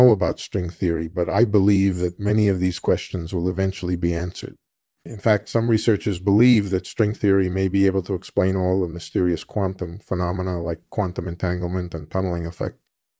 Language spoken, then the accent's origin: English; New York City, New York, United States; born there; I was born in 1933 in New York City and studied at the University of Chicago.